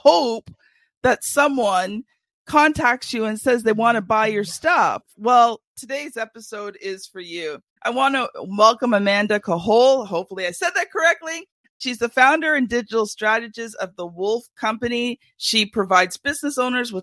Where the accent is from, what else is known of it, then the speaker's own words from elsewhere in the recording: Canada; I'm a Canadian